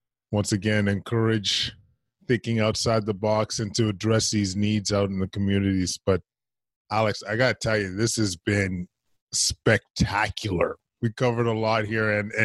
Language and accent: English; Edmonton, Alberta, Canada; moved away; I'm from Edmonton originally